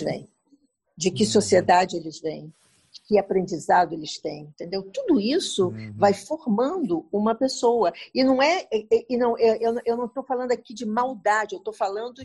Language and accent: Portuguese; Brazil; eu sou brasileira, vim aqui visitar